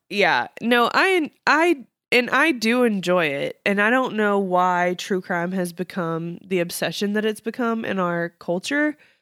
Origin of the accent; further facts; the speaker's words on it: Texas, United States; being a Texan